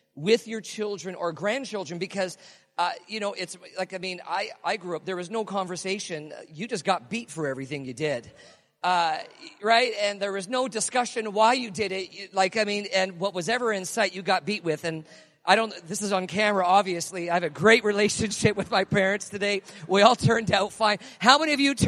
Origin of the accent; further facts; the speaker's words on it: Canada; as Canadian kids growing up, tings was not in our language.